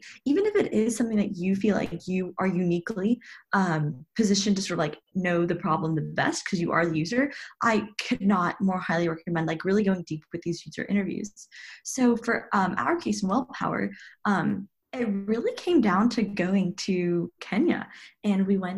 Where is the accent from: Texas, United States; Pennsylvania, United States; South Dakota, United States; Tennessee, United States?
Tennessee, United States; Chattanooga; also born or lived in Princeton, New Jersey; was born and raised in Chattanooga, Tennessee